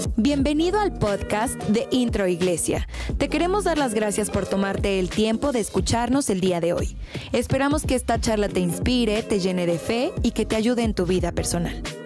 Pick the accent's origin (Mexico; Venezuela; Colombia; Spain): Mexico; nosotros como mexicanos